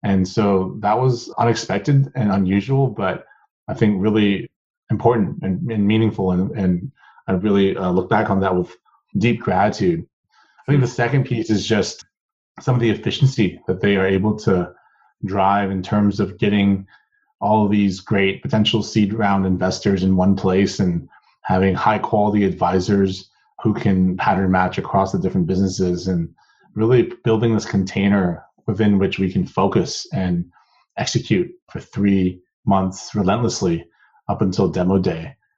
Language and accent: English; Seattle, Washington, United States; also born or lived in Taiwan; So I was actually a first generation immigrant. I was born in Taiwan and moved to Seattle with my family in 1997.